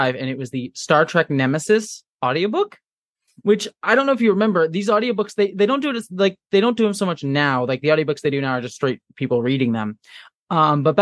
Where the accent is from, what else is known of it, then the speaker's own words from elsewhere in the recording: Buffalo, New York, United States; I was born in New York, around the Buffalo area